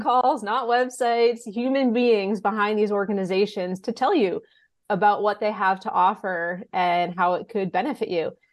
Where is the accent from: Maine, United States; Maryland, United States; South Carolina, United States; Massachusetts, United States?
Massachusetts, United States; Blackstone; moved away as an adult; also born or lived in Westfield, Massachusetts; now in Franklin, United States; I grew up in Blackstone